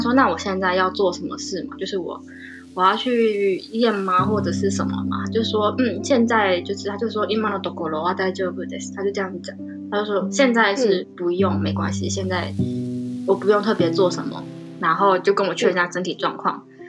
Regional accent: Taiwan; now in Japan; 我是台湾人

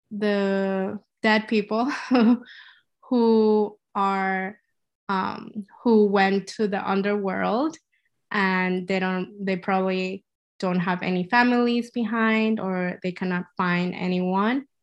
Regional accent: Ecuador; moved away as an adult; now in New York, United States; So um, I grew up in Ecuador and I've been living there uh, I lived there for 19 years and I moved to the States uh, for studies for university. And now I want to learn more Chinese because I feel like since my parents are Taiwanese

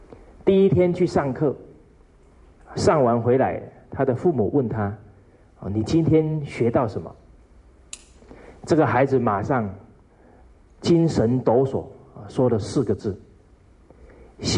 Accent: China; 所以我们中国人讲五福，啊，其中有一福叫善终

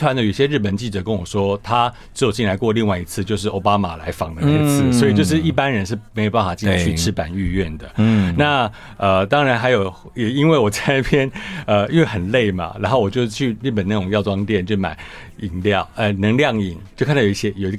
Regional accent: Taiwan; now in Washington, D.C., United States; 对，我台湾人。

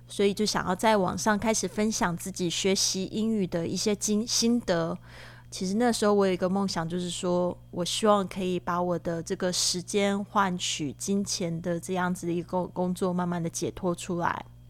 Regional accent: Taiwan; moved away as an adult; also born or lived in Shanghai; now in Barcelona, Spain; 我是来自台湾

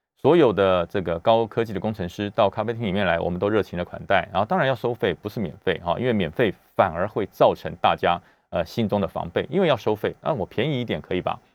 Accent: Taiwan; 我们中华民国的两千三百万人，我们从小就生在台湾，长在台湾，吃台湾的米，喝台湾的水长大

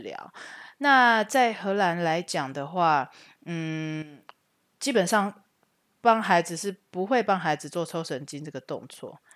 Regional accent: Taichung, Taiwan; moved away as an adult; now in Netherlands; 我是台中人

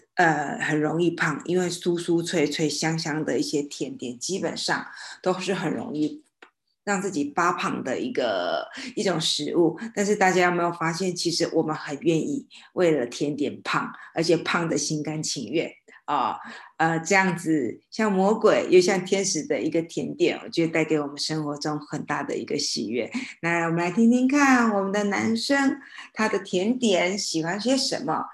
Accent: Xinhua, Tainan, Taiwan; 因为在我的老家新化有一个鸡蛋糕

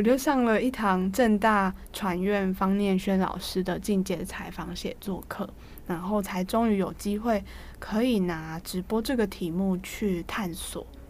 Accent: Taiwan; 我们台湾人

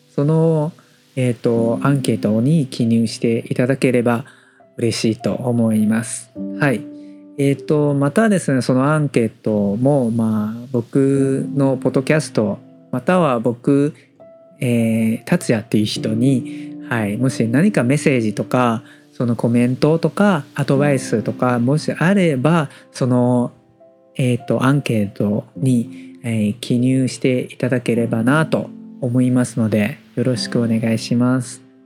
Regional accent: Taiwan; Japanese is a second language

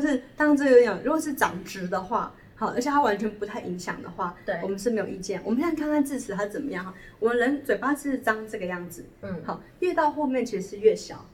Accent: Taiwan; 我们台湾人

